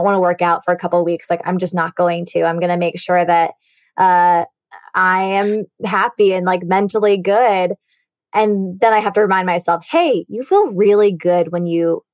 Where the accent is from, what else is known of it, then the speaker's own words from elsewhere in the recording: California, United States; moved away; my hometown and California in general, my college there too